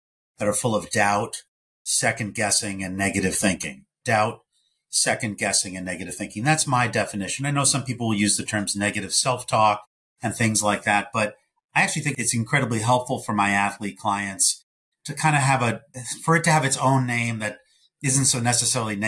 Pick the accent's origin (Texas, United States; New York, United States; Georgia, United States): New York, United States; I'm a New Yorker.